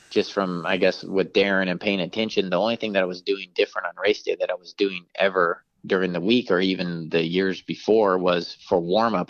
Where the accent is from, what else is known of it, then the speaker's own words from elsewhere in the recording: San Francisco Bay Area, California, United States; my hometown race